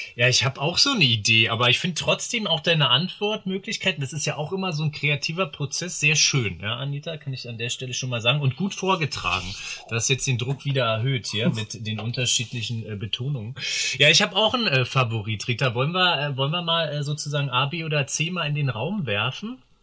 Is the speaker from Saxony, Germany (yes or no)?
no; Berlin, Germany; ich komme aus Berlin. Äh, ursprünglich auch in Berlin geboren